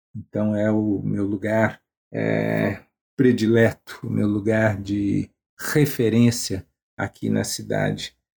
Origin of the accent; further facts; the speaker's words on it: São Paulo, Brazil; also born or lived in Belo Horizonte; now in Porto Alegre, Brazil; sou original de São Paulo, é, morei muitos anos, aproximadamente uns 35 anos, em Belo Horizonte e atualmente, desde o ano de 2016, eu vivo em Porto Alegre